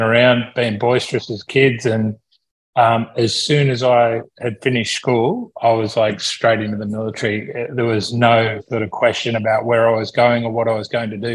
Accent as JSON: {"language": "English", "town": "Sydney", "region": "New South Wales", "country": "Australia", "tie": "born or raised there", "also_born_or_lived": "Taralga, New South Wales", "moved": "yes", "lives_now": "Gold Coast, Australia", "said": "I grew up mostly in Sydney"}